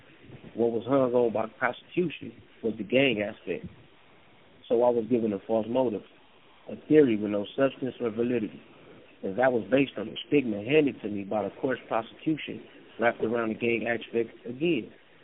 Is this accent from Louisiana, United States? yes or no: no; Compton, California, United States; Growing up in Compton, it's easy to dive into the culture that's embedded in everyday life.